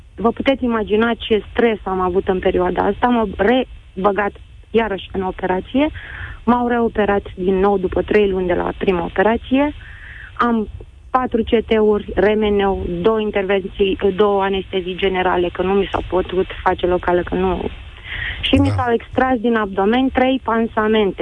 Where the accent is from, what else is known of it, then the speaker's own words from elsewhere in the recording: Piatra Neamț, Neamț County, Romania; Sunt din Piatra mm. Neamț